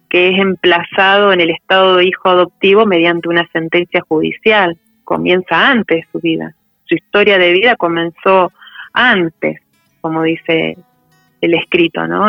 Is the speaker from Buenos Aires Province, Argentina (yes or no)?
yes; Buenos Aires Province, Argentina; Yo nací en, la provincia de Buenos Aires